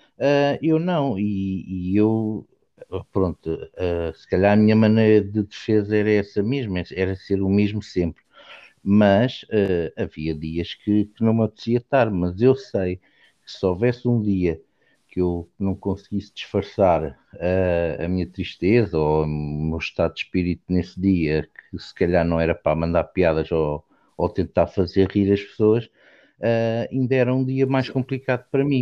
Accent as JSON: {"language": "Portuguese", "country": "Portugal", "tie": "born or raised there", "said": "eu nasci em Portugal"}